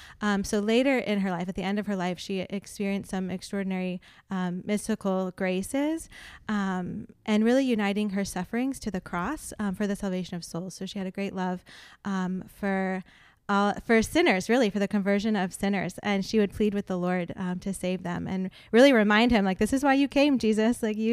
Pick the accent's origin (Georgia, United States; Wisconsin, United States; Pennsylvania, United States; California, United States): Georgia, United States; Fort Benning; also born or lived in North Carolina; I was born in Fort Bragg, North Carolina, moved a few times, but then landed in Fort Benning, Georgia when I was 10.